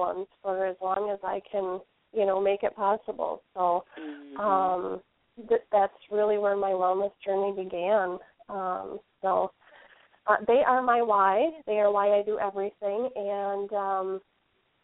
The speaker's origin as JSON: {"language": "English", "region": "Wisconsin", "country": "United States", "tie": "born or raised there", "also_born_or_lived": "Illinois", "said": "I was born in Illinois, and I've lived in Wisconsin for as long as I can remember"}